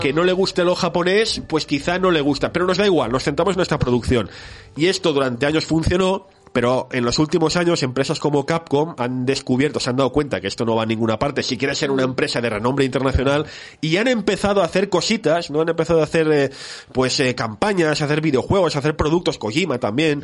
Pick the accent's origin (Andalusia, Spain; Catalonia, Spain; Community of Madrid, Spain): Catalonia, Spain; Barcelona; soy un chico de Barcelona que nació el año 81